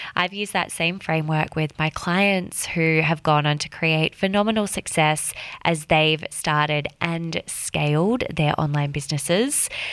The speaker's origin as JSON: {"language": "English", "region": "Western Australia", "country": "Australia", "tie": "born or raised there", "also_born_or_lived": "London / Sydney", "moved": "as an adult", "said": "I was born and raised in Western Australia"}